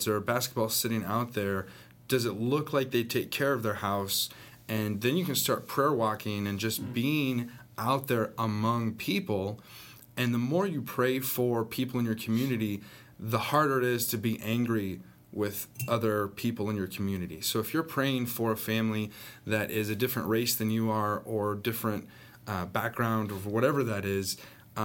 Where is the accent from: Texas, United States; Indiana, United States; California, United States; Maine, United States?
California, United States; Northern; also born or lived in Southern Arkansas; now in Arkansas, United States; I grew up in Northern California